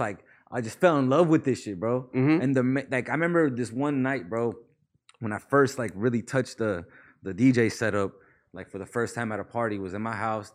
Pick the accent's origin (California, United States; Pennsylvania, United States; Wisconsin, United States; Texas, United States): California, United States; Palmdale; also born or lived in Mission Hills, California / Pacoima, California / Panorama City, California; I remember moving to Palmdale when I was like six, bro, five or six. I really grew up in Palmdale